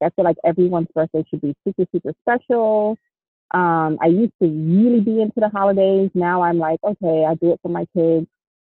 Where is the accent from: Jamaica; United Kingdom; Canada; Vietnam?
Jamaica; I'm Jamaican, so if you know anything about Caribbean people, we have tons of names.